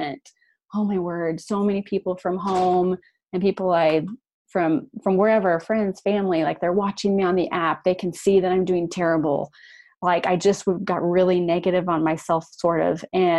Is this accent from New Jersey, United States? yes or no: no; Iowa, United States; also born or lived in Madrid; now in Kansas City, United States; I'm from Iowa. So it's kind of like doing, you know, my home state.